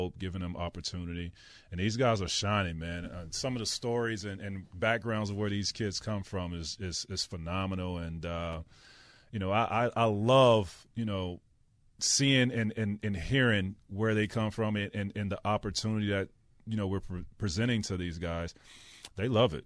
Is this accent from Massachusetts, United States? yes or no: no; Florida, United States; I grew up in Florida